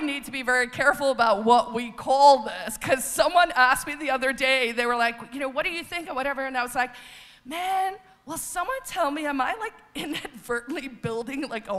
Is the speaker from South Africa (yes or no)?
yes; South Africa; now in New Hampshire, United States; I'm originally from South Africa